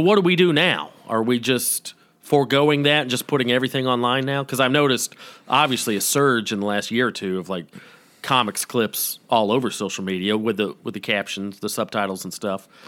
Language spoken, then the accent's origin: English; Atlanta, Georgia, United States; I'm from Georgia